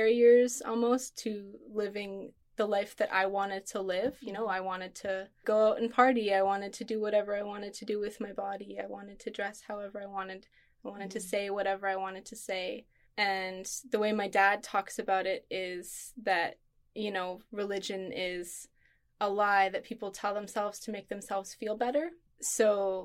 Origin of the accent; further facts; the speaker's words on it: Manitoba, Canada; I grew up in Manitoba, Canada